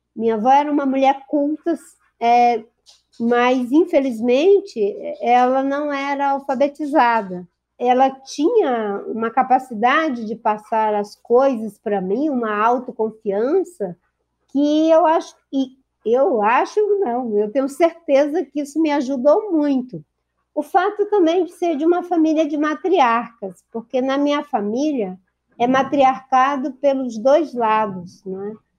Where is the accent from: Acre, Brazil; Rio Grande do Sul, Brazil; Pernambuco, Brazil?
Acre, Brazil; Rio Branco; filha de Pedro Agostinho, nascida no Seringal Bagaço